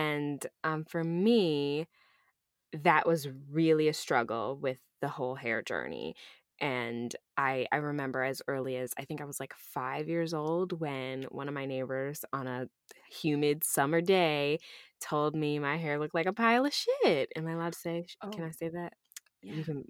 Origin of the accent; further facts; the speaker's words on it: Rochester, New York, United States; also born or lived in Ithaca, New York; I grew up in Rochester, New York. So upstate New York.